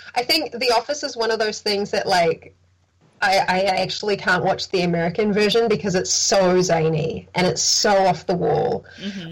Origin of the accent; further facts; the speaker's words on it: New Zealand; growing up in New Zealand